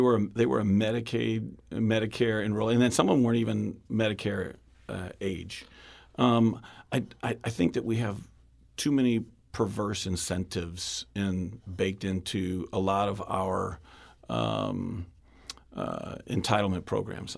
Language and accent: English; West St. Louis County, Missouri, United States; kid growing up in West Saint Louis County, I grew up in my district, went to Pond Elementary School and Lafayette High School out in West Saint Louis County